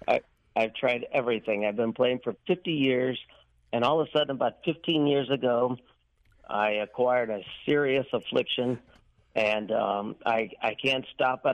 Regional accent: St. Louis, Missouri, United States; right here in St. Louis

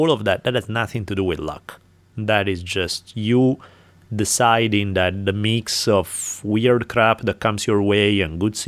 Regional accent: Italy; moved away; growing up in Italy

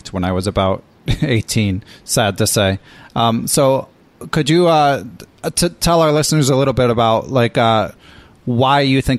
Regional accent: Philadelphia, Pennsylvania, United States; I'm also from Philly

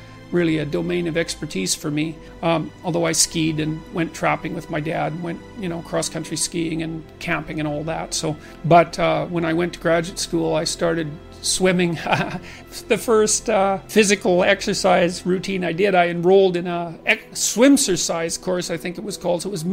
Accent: Fairview, Alberta, Canada; I was from Northern Alberta, this rough little town up in Northern Alberta called Fairview.

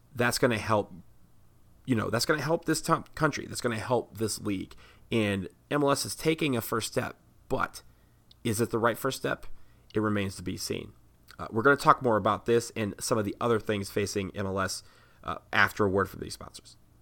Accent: Washington, District of Columbia, United States; right here in D C, where I am from.

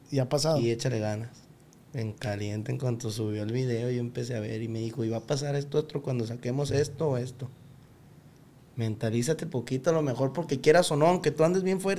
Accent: Tequila, Jalisco, Mexico; Tequila, Jalisco.

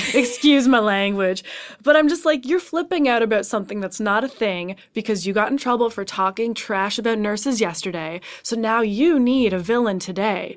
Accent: Canada; I'm Canadian

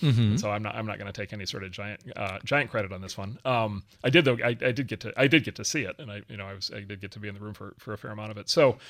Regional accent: Wisconsin, United States; spend a day on a farm not far from where I grew up in Wisconsin and learn how to milk cows

